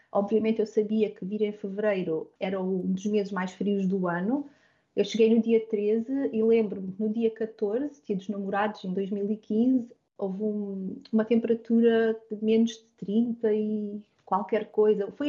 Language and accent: Portuguese; Portugal; now in Hamilton, Canada; obrigado por ter esta oportunidade de estar a partilhar a minha experiência como portuguesa pelo mundo.